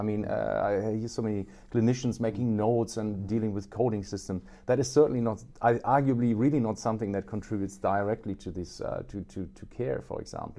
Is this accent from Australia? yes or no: yes; Australia; When I was in Australia, by the way, I'm Australian too.